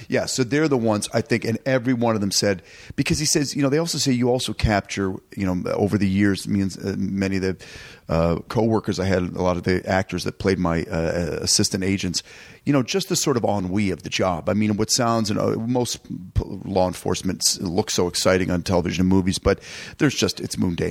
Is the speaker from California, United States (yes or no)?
no; Detroit, Michigan, United States; what we called in Detroit Mustacholi